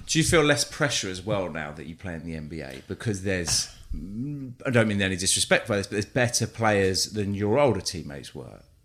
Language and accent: English; London, United Kingdom; moved away; I grew up North London near Arsenal